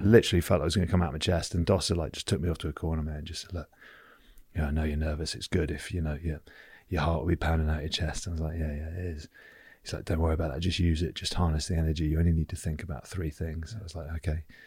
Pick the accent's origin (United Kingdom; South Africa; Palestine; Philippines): United Kingdom; Oakham, East Midlands; as a kid, I grew up in Oakham, Leicestershire, on the border of Lincoln as well